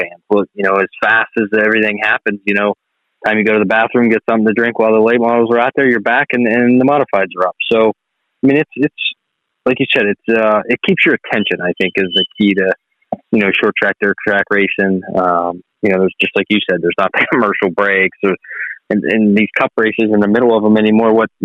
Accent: Shenango Township, Pennsylvania, United States; also born or lived in Ellwood City, Pennsylvania; I'm from Elwood City, grew up in Shenango Township

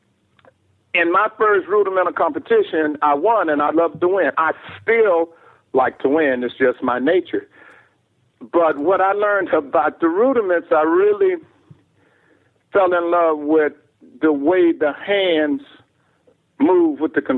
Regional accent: Houston, Texas, United States; I'm from Houston, Texas

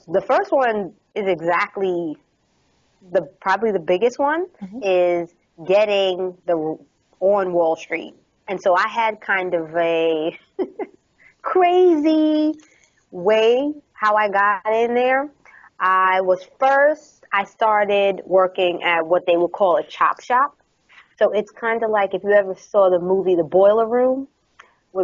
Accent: New York, United States; I'm from New York.

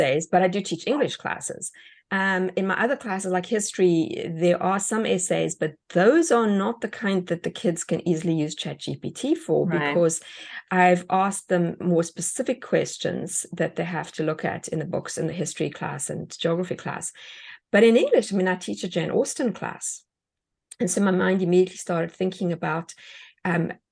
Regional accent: South Africa; moved away; Being an immigrant myself, I mean, even the way we spell words in South Africa is different to the way you spell words here.

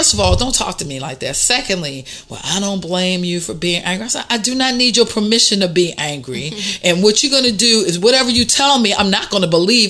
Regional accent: Washington, District of Columbia, United States; I grew up in Northeast D.C.

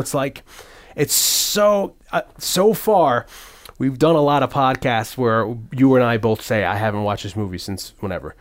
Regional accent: Hamden, Connecticut, United States; also born or lived in New Haven; I moved to Hamden from New Haven

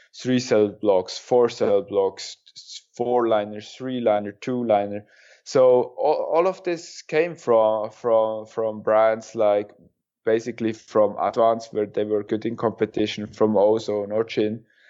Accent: Kandersteg, Bern, Switzerland; Kandersteg, my hometown

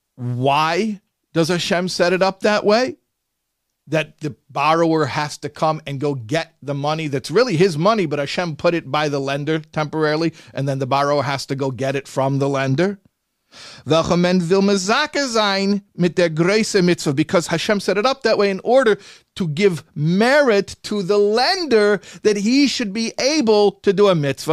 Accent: Chicago, Illinois, United States; Chicago, my hometown

